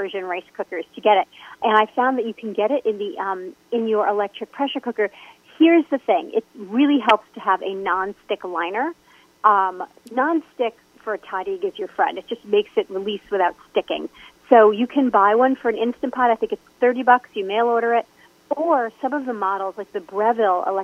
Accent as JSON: {"language": "English", "region": "New York", "country": "United States", "said": "being a New Yorker"}